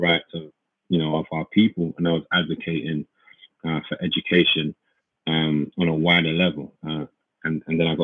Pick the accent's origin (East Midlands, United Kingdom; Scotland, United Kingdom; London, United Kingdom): London, United Kingdom; we grew up in Hackney, East London.